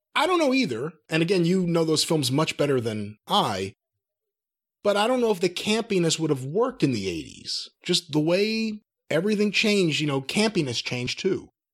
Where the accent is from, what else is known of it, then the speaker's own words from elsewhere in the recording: New York, United States; growing up in New York